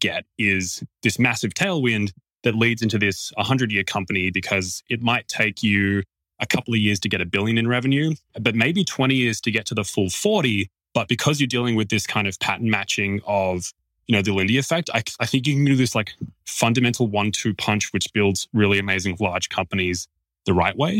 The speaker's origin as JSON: {"language": "English", "country": "Australia", "said": "as an Australian"}